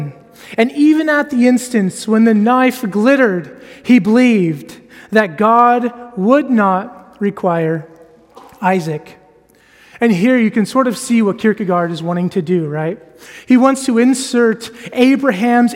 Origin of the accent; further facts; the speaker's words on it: United States; now in Edinburgh, United Kingdom; I am American.